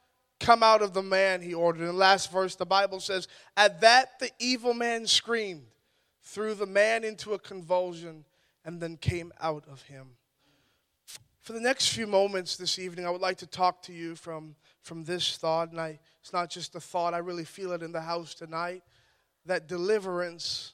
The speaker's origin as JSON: {"language": "English", "town": "Ottawa", "region": "Ontario", "country": "Canada", "said": "I'm from Ottawa, Ontario"}